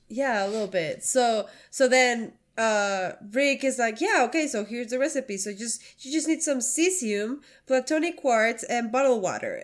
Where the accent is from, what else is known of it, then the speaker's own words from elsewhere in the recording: Mexico; moved away as an adult; now in United States; I grew up in Mexico for my, the twenty, the first twenty-three years of my life